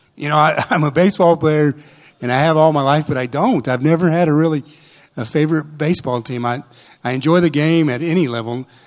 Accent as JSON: {"language": "English", "town": "Portales", "region": "New Mexico", "country": "United States", "tie": "born or raised there", "said": "The way we were raised in New Mexico"}